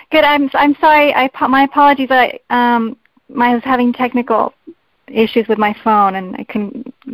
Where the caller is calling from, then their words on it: California, United States; I'm calling from California.